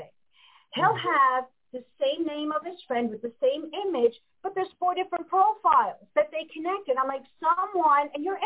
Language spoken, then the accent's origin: English; Westchester County, New York, United States; I grew up in Westchester County